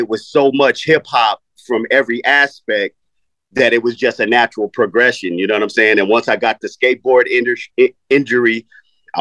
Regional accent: Los Angeles, California, United States; also born or lived in Tennessee; I was born in Tennessee, but my parents moved me to Los Angeles when I was 4 years old. So I'm a West Coaster

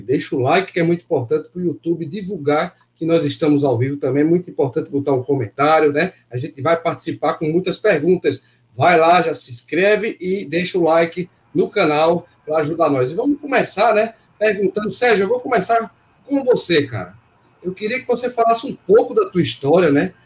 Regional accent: Northeast Region, Brazil; Nós somos nordestinos

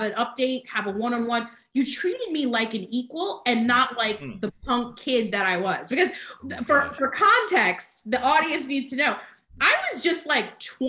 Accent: New Jersey, United States; moved away as an adult; also born or lived in Miami; now in Charlotte, United States; I was born and raised in New Jersey, that was where I've always been.

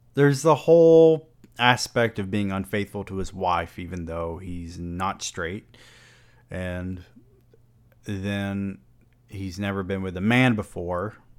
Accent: the South, United States; growing up in the South and our often closed-minded perspective down here

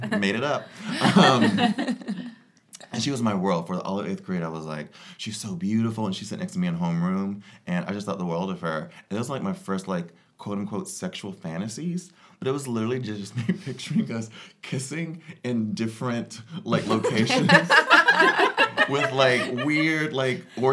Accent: Georgia, United States; I grew up in Georgia in the South in a very religious family.

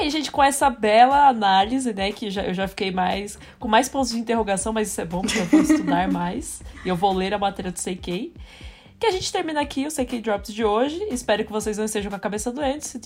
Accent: Brazil

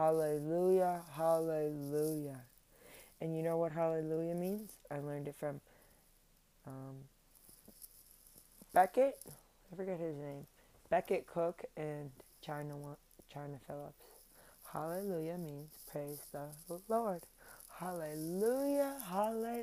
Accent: Cape Breton, Nova Scotia, Canada; I'm from Cape Breton. I grew up going to church in East Bay, Grand Mara, Sydney.

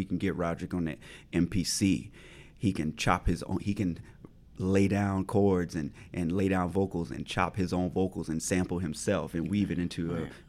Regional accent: the South, United States; Like, I'm from the Black rural South.

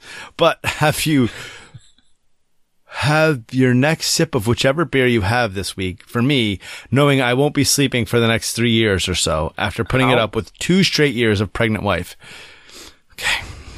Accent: Australia; now in Madison, United States; Believe it or not, I also live in Madison, Wisconsin, though I am from Australia originally.

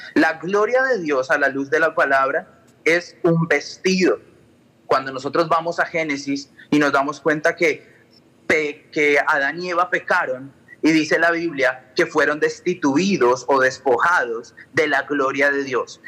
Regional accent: Colombia; moved away; yo vengo de Colombia

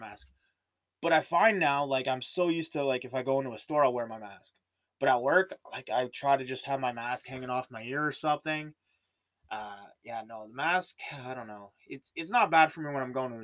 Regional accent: Canada; I'm Canadian

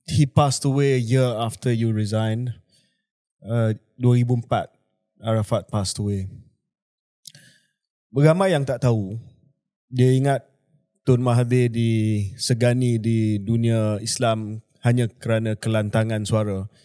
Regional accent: Tokyo, Japan; my late father was posted in Tokyo at that point in time. Saya membesar di Tokyo

